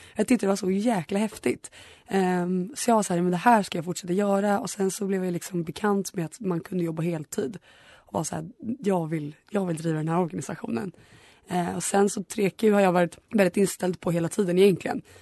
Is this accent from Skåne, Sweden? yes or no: no; Stockholm, Stockholm County, Sweden; jag är en glad tjej från Stockholm